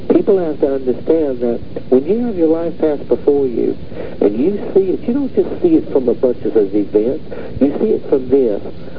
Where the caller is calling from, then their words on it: Austin, Utah, United States; I'm from Austin, Utah.